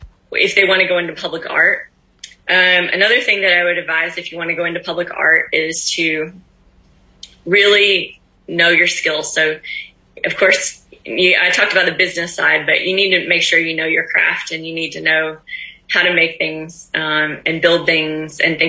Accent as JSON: {"language": "English", "region": "Kentucky", "country": "United States", "tie": "born or raised there", "moved": "yes", "said": "my hometown in Kentucky"}